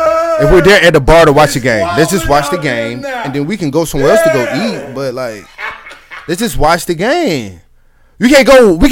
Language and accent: English; the South, United States; I'm from the South.